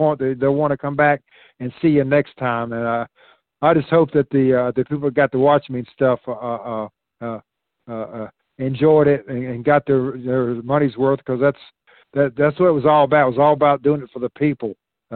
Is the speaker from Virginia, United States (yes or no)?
yes; Virginia, United States; I grew up in Virginia